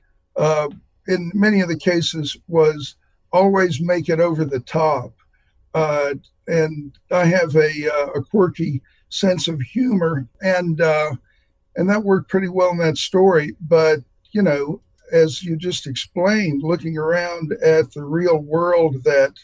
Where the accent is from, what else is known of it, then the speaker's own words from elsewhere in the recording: near Morganton, North Carolina, United States; moved away as an adult; now in Nebraska, United States; I grew up only 30 minutes away from Morganton, North Carolina